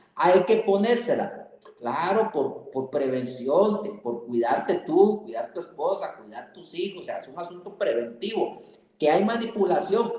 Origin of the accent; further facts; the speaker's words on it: Costa Rica; now in Mexico; como costarricense de nacimiento y mexicano de corazón